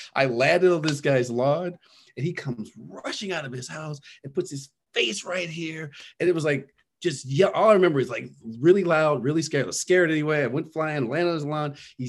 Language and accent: English; Los Angeles, California, United States; I was born in Los Angeles. Grew up in what would you would call a middle-class black neighborhood until about fifth grade.